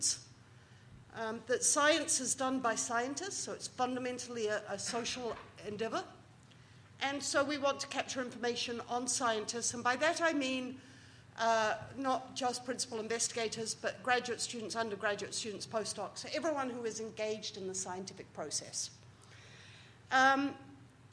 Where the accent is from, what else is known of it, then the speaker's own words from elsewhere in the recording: New Zealand; moved away; As a Kiwi